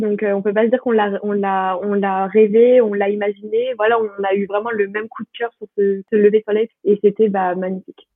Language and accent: French; Paris, Île-de-France, France; je suis de, de Paris